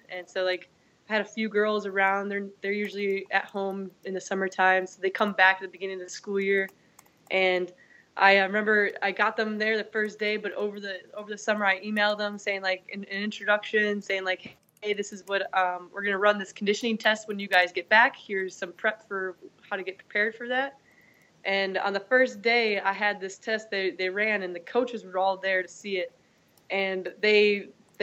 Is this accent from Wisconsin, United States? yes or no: yes; Wisconsin, United States; moved away as an adult; also born or lived in Georgia / Mississippi / North Carolina; now in Arizona, United States; I'm originally from Wisconsin, did my undergrad at Wisconsin La Crosse